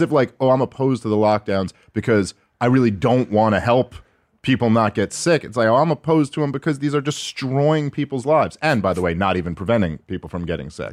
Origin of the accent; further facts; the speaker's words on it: New York City, New York, United States; moved away as an adult; now in New Jersey, United States; born and raised in New York City